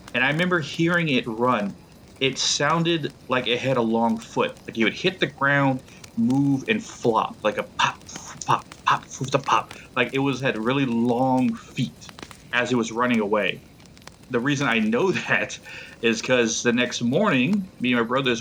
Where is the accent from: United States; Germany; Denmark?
United States; Blanco, Texas; moved away as an adult; now in North Carolina, United States; the ranch I grew up on in Blanco, Texas